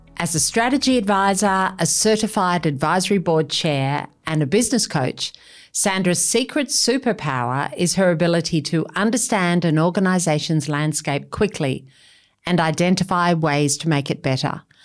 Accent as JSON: {"language": "English", "country": "Australia", "first_language": "English", "said": "I've lived a life of people saying, Where are you from? Australia. Yes, but where are you really from? Australia"}